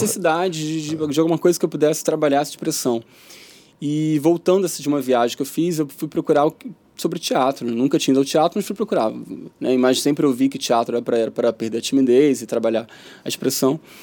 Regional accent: Rio de Janeiro, Brazil; also born or lived in São Paulo, Brazil; vim pra cá

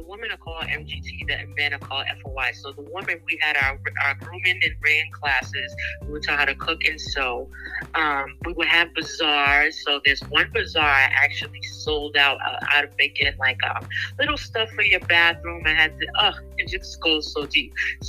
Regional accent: Boston, Massachusetts, United States; I'm from Boston, Massachusetts, born and raised. Trinidadian, my descent. My mom's from Trinidad.

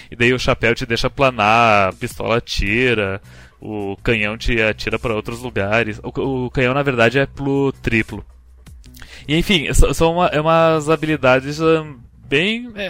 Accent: Brazil; chamamos de Shantai porque somos brasileiros aqui, nós

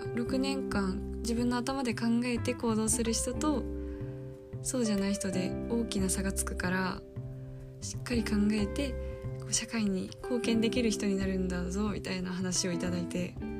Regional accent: Saitama, Japan; 私は埼玉出身なので、えー、今実家から大学に通ってる

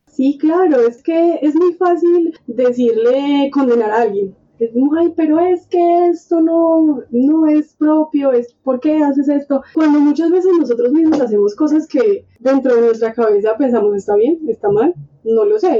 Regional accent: Colombia; porque somos colombianos

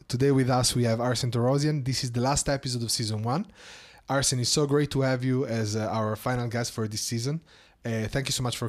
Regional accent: Italy; I grew up in Italy

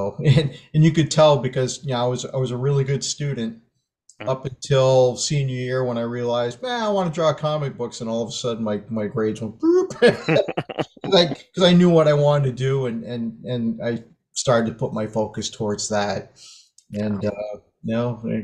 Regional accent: Maine, United States; I grew up in Maine. That's where I live now.

